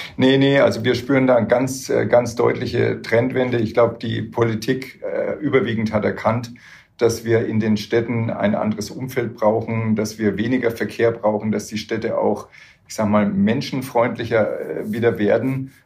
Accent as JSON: {"language": "German", "town": "Würzburg", "region": "Bavaria", "country": "Germany", "said": "ich komme aus Würzburg, da ist es hügelig"}